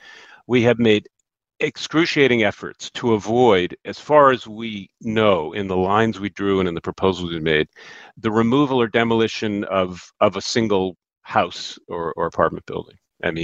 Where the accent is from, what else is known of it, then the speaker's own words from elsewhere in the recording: East Hartford, Connecticut, United States; from my hometown of East Hartford